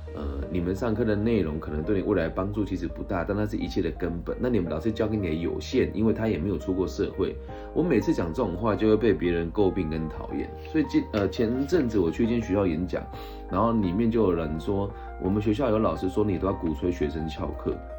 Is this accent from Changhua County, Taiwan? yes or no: yes; Changhua County, Taiwan; 我其实今年在彰化县政府的教育处担任他们的咨询委员